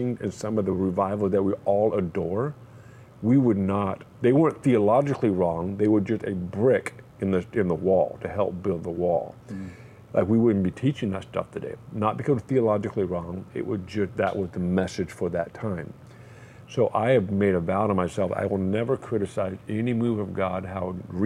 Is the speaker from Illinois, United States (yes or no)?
no; California, United States; I lived in California pretty much my entire life, I'm an American